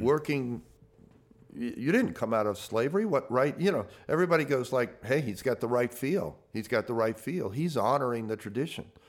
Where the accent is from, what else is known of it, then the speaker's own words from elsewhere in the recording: the South, United States; I came from the South